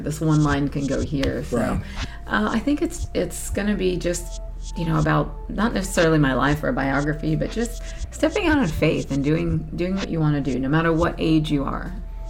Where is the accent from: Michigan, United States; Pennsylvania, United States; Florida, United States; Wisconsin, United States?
Florida, United States; I born and raised in Florida, I've never traveled, never been anywhere